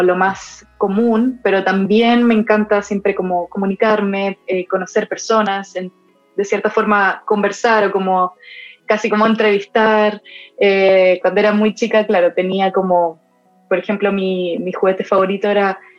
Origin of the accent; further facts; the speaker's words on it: Buenos Aires, Argentina; also born or lived in Ecuador; nací en Ecuador, viví tres años de mi vida ahí, mi familia también es de allá, viví los primeros tres años y después eh, viví siete años en Buenos Aires